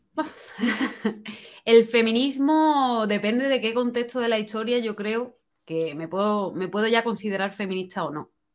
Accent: Spain; also born or lived in London; me sentía decepcionada con mi país porque no me daba oportunidades

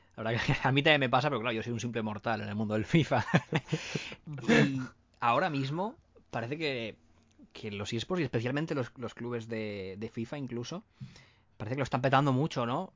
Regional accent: Valencia, Valencian Community, Spain; nosotros somos de Valencia

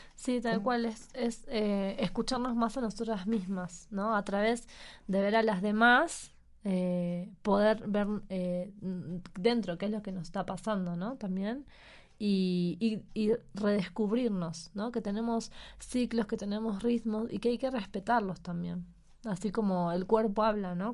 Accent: Argentina; now in Mexico; nosotros somos los argentinos, y venimos de una cultura donde todo el mundo se abraza

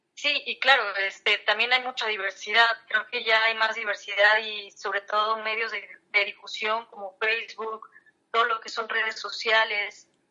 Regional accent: Mexico; los mexicanos

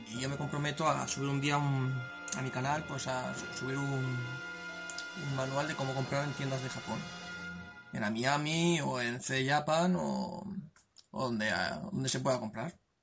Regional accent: Spain; como todo español

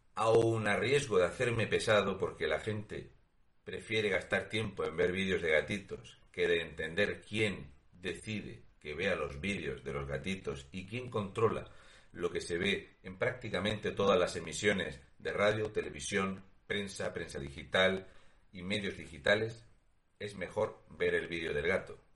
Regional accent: Spain; Porque somos españoles

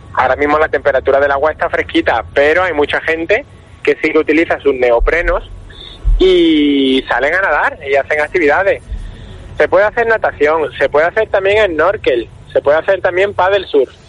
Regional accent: Málaga, Andalusia, Spain; nosotros que somos de Málaga

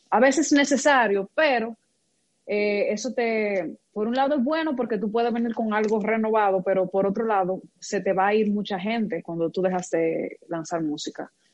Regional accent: Moca, Espaillat, Dominican Republic; yo soy de Moca

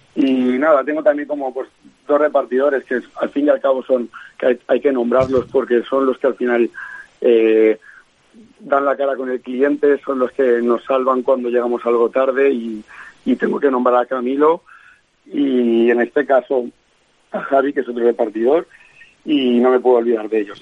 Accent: Valencia, Valencian Community, Spain; moved away as an adult; nosotros y yo somos de Valencia

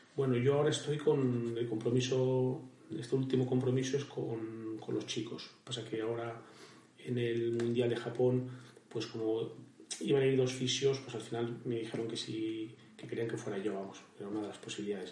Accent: Vadocondes, Castile and León, Spain; also born or lived in Aranda de Duero; Badocondes, mi pueblo, está muy cerca de Madrid

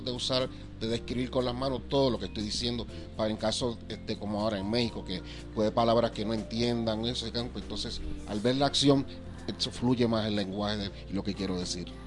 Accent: Puerto Rico; de Puerto Rico

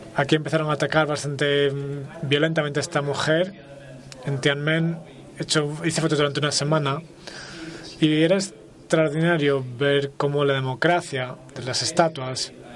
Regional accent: United States; soy americano

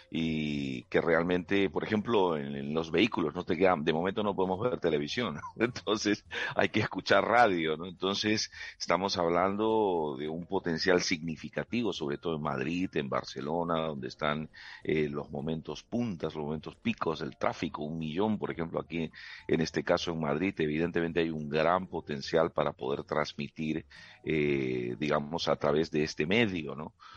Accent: Peru; moved away as an adult; now in Spain; yo soy peruano, eh, digamos, de origen, aunque mi, ciudadanía de adopción es española

